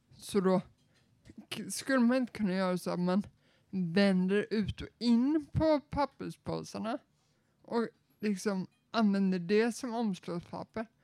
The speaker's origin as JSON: {"language": "Swedish", "region": "Småland", "country": "Sweden", "said": "jag är ju smålänning"}